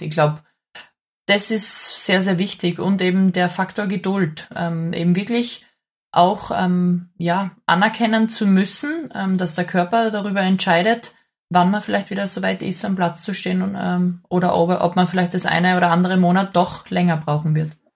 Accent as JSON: {"language": "German", "town": "Graz", "region": "Styria", "country": "Austria", "tie": "born or raised there", "also_born_or_lived": "Thal", "said": "Ich bin in Graz geboren"}